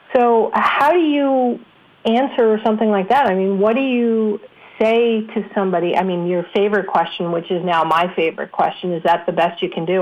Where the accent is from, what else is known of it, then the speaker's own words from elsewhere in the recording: New York, United States; I grew up in New York where we had some of the best radio DJs